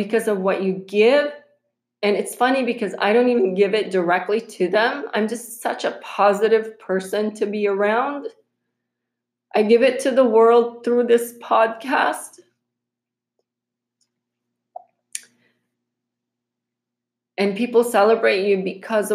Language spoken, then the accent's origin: English; Philippines; moved away; when we were growing up in the Philippines